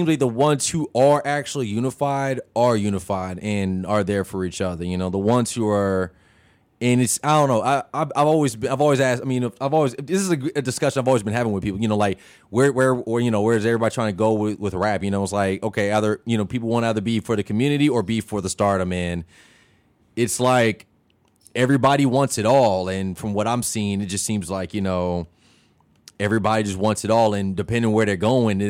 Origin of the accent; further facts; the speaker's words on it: Champaign, Illinois, United States; I'm not originally from Chicago. {S0} That's okay. {S1} I'm from Champaign, 217 all day.